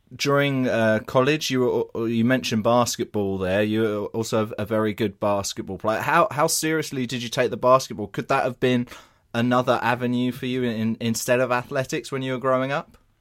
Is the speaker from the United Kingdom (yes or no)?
yes; England, United Kingdom; I'm English here